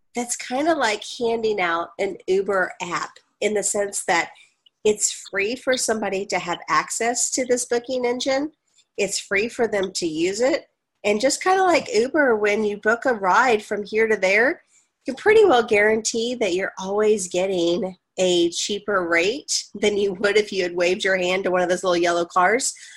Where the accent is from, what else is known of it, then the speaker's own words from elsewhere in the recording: Dallas, Texas, United States; my hometown of dallas i grew up in north dallas so i know it well